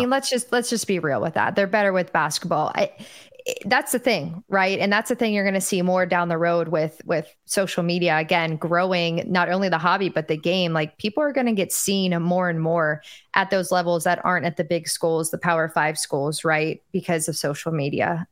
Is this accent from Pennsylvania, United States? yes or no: yes; Pittsburgh, Pennsylvania, United States; moved away as an adult; now in Tampa, United States; born and raised